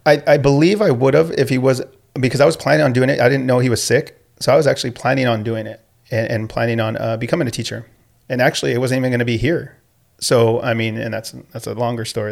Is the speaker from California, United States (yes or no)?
yes; Escondido, California, United States; I grew up in Escondido, and, uh, I actually went to school locally.